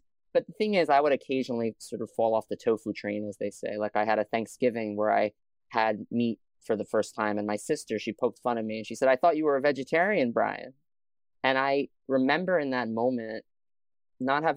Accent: New York City, New York, United States; I grew up in Staten Island, New York

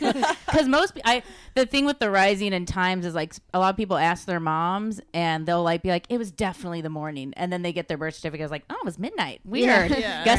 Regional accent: Rust Belt, United States; now in Los Angeles, United States; I'm from the Rust Belt area

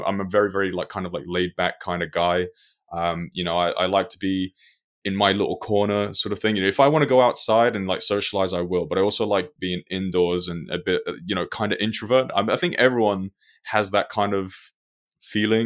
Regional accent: London, United Kingdom; also born or lived in Funchal, Madeira, Portugal; Moved over here to the UK with my family when I was age 5.

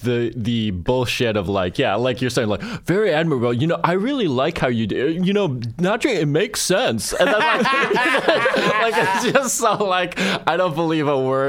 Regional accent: Tonawanda, New York, United States; moved away as an adult; also born or lived in Buffalo, New York; now in New York City, United States; I grew up just outside of Kenmore, which is the nice area.

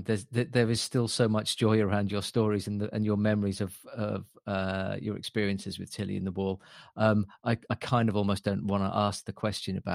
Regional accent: Lowestoft, East of England, United Kingdom; the town I grew up in Lowestoft, which is the most easterly town in England

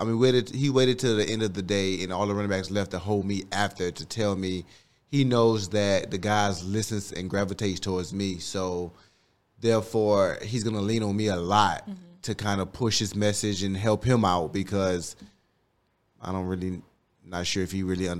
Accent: Miami, Florida, United States; No, Liberty City. 83rd and 7th.

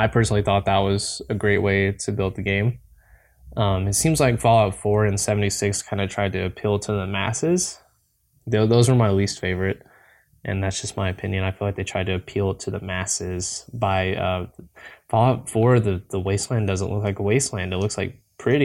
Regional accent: Tennessee, United States; I'm from Tennessee personally

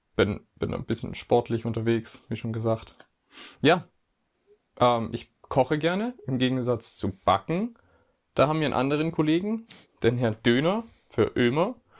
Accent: Germany; ich bin auch ein Deutscher

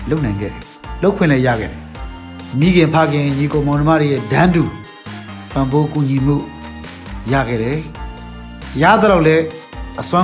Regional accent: Myanmar

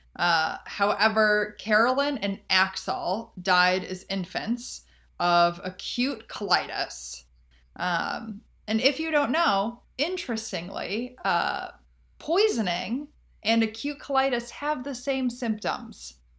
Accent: Chicago, Illinois, United States; my home state of Chicago

